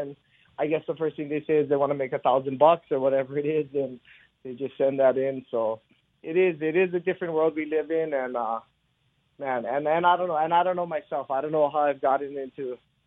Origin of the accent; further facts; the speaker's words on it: Hawaii, United States; I grew up in Hawaii in the 80s.